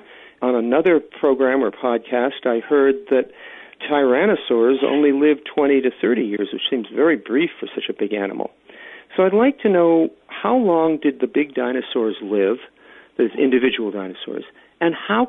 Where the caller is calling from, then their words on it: Virginia, United States; I'm from Virginia in the United States